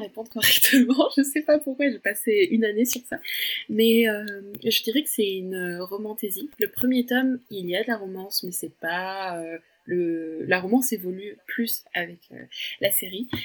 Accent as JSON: {"language": "French", "country": "France", "tie": "born or raised there", "said": "je suis brésilienne britannique. Mes parents, euh, c'est leurs origines, et j'ai grandi en France"}